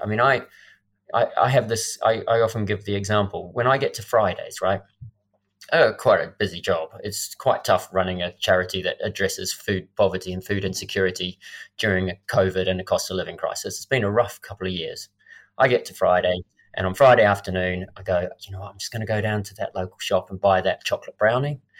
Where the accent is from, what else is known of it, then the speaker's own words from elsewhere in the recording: Christchurch, Canterbury, New Zealand; my hometown in Christchurch